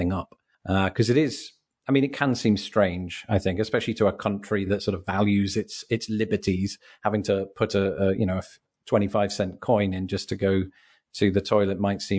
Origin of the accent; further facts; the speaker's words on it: Grimsby, Yorkshire and the Humber, United Kingdom; moved away; when I lived in my hometown of Grimsby, or just sort of built up populated areas, litter was something that you would see here and there. In fact, since I left